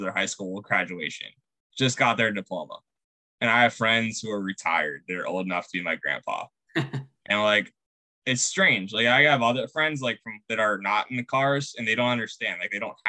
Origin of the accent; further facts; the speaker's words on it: Pittsburgh, Pennsylvania, United States; moved away as an adult; now in Indianapolis, United States; I grew up in Pittsburgh